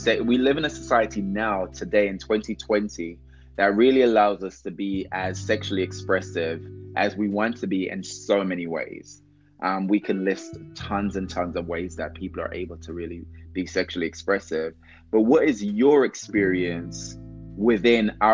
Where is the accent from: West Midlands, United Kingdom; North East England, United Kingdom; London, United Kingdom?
London, United Kingdom; Growing up in London